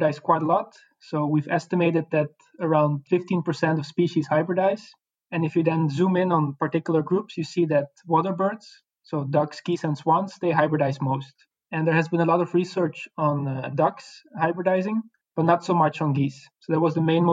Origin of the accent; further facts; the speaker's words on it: Belgium; moved away as an adult; now in Netherlands; I'm a researcher from Belgium, but at the moment I'm working in the Netherlands